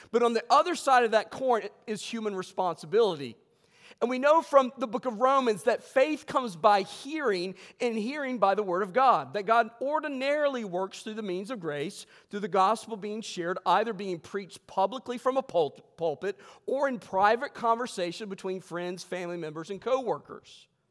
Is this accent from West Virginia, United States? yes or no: yes; West Virginia, United States; I was raised in West Virginia